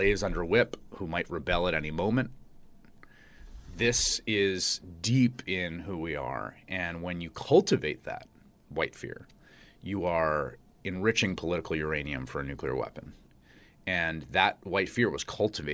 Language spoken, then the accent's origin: English; New York City, New York, United States; I grew up in New York. I grew up in the Bronx